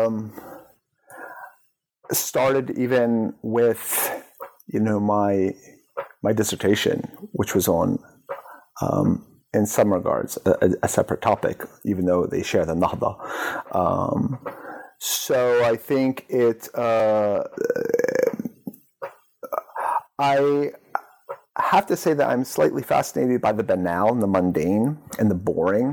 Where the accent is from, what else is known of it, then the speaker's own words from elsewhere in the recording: New Jersey, United States; Arab Americans like myself were sort of sitting at home in New Jersey